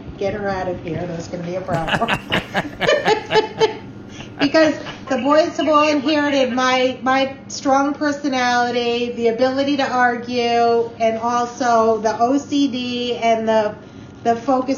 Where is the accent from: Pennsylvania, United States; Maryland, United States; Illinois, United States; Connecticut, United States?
Connecticut, United States; moved away; I'm from Connecticut